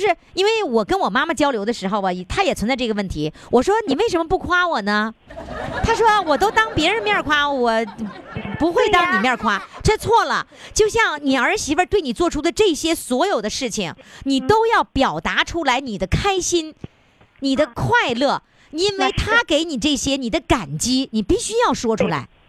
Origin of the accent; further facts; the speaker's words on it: China; 我们中国人是这样，太内敛。